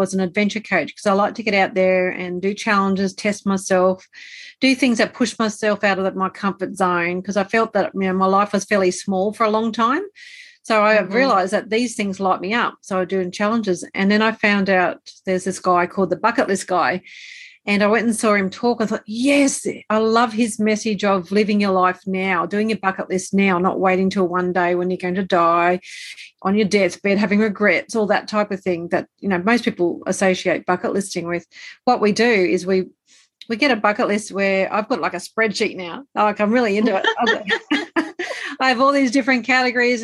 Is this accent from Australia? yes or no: yes; Australia; also born or lived in Brisbane, Australia; I'm Australian. I live in Australia, so you can probably tell by the accent.